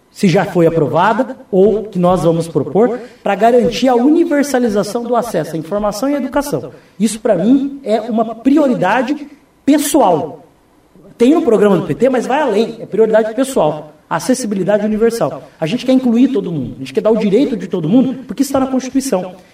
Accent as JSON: {"language": "Portuguese", "town": "Foz do Iguaçu", "region": "Paraná", "country": "Brazil", "tie": "born or raised there", "said": "Dante, eu nasci em Foz, eu cresci em Foz, eu vivo em Foz, eu tenho um amor absoluto por essa cidade"}